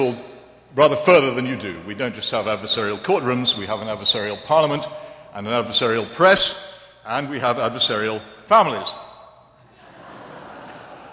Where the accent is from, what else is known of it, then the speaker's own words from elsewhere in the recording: England, United Kingdom; the religion that I grew up with in England was not what you might think